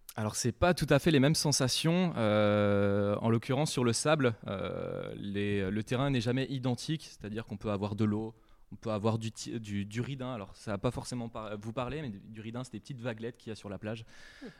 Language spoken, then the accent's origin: French; Saint-Malo, Brittany, France; j'habite dans la baie du Mont-Saint-Michel, euh, donc depuis, c'est une chance d'habiter d'habiter là-bas depuis bah, depuis tout petit. je suis né à Saint-Malo